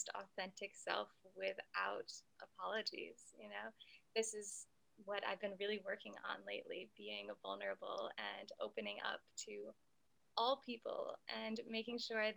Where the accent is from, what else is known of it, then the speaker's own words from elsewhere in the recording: Adirondack Mountains, upstate New York, United States; moved away as an adult; also born or lived in Brooklyn; now in New York City, United States; I grew up in upstate New York, in the Adirondack Mountains, and I spent the majority of my life there.